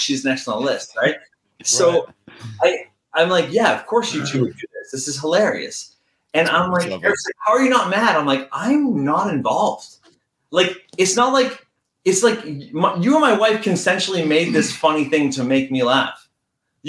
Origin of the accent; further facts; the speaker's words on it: Canada; we're Canadian